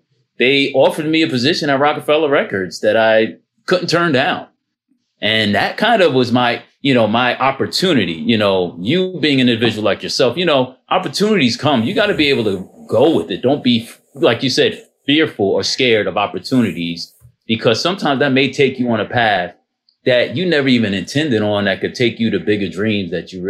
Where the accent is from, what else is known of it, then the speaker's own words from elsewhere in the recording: New Jersey, United States; born there; You know, I was born in New Jersey, so I'm very frank with people.